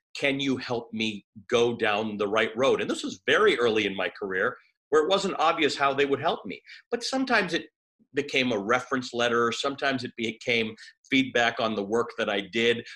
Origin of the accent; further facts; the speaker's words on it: Toronto, Ontario, Canada; I grew up in Toronto